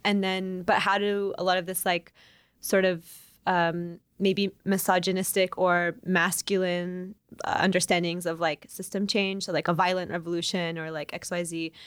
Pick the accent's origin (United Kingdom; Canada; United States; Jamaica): United States; Oklahoma; now in Chicago, United States; I am, um, Iranian-American, born and raised in Oklahoma